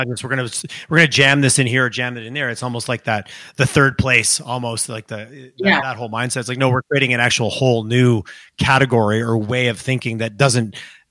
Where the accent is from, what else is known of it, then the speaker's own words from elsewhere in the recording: Montreal, Quebec, Canada; now in Calgary, Canada; when I first moved here back in 2000, there was a moment of like, I was from Montreal and that whole scene, I moved here.